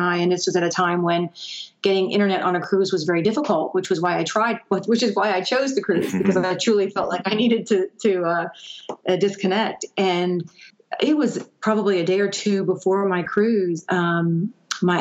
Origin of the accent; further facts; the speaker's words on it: Gainesville, United States; moved away as an adult; also born or lived in the Northeast; move back home to where I was raised was very scary, because I knew there wasn't a pharmaceutical industry in my hometown